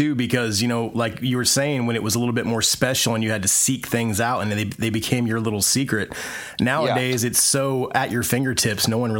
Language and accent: English; Indiana, United States; I grew up in Indiana, so we got things a little bit later than everybody else.